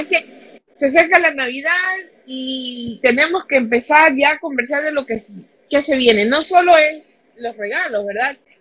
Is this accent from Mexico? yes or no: no; Ecuador